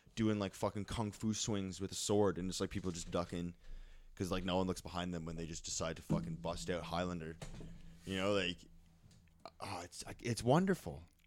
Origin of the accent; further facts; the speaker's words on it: Canada; as a Canadian